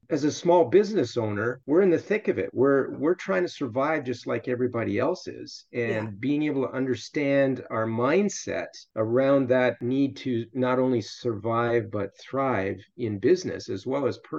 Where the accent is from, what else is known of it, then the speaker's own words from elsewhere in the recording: Canada; moved away as an adult; also born or lived in Iowa, United States / Middle East; I went to university in the States, even though I'm Canadian